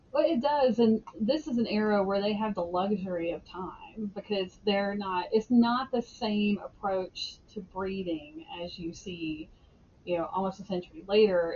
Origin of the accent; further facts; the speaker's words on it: Alabama, United States; I grew up in Alabama.